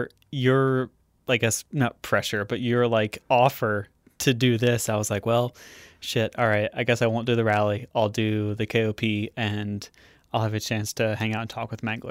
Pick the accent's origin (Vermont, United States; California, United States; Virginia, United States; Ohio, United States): Vermont, United States; Williston; Williston, so right outside of Burlington.